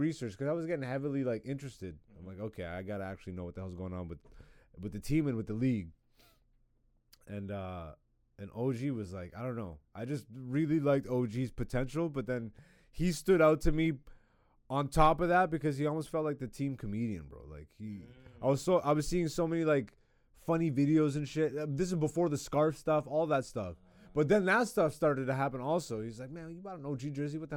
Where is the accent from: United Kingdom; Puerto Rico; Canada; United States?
Canada; Ontario; now in Toronto, Canada; I grew up in Ontario